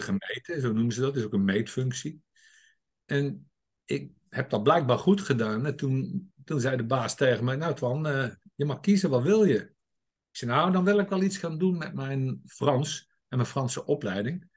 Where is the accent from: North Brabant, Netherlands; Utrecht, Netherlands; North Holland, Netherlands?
North Brabant, Netherlands; 's-Hertogenbosch; Ik ben geboren en getogen in Den Bosch